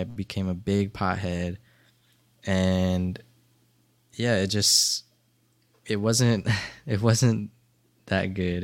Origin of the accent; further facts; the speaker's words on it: Dover, Delaware, United States; I grew up in a small town of Dover, Delaware